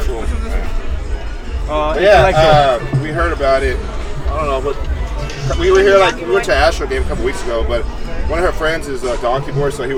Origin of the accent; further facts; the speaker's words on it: Houston, Texas, United States; also born or lived in Lubbock, Texas; I'm originally from Lubbock, Texas, north. I moved here in first grade. My state age worked for Enron, man. So brought us over